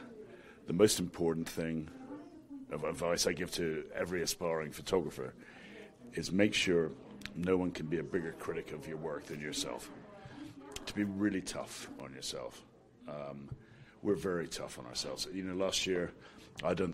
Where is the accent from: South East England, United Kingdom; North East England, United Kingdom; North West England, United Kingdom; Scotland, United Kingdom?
Scotland, United Kingdom; moved away; I'm Scottish